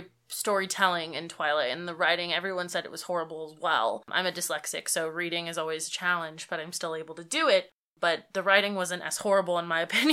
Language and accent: English; San Francisco, California, United States; Yeah, so I'm from San Francisco, California